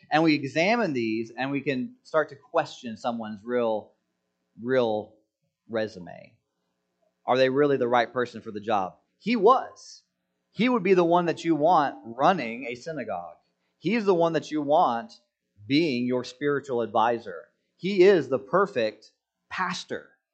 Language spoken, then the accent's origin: English; United States; I'm an American citizen.